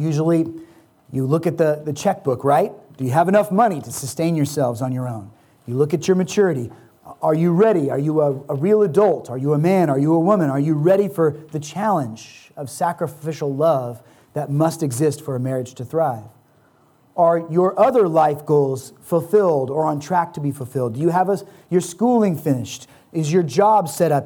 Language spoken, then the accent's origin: English; United States; As American Christians